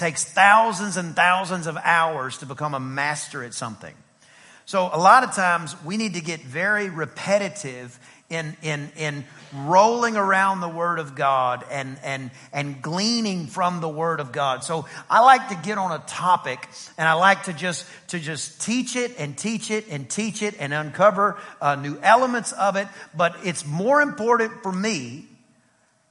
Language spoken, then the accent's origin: English; East Texas, United States; I'm from East Texas and Greek and Hebrew is not taught where I'm from.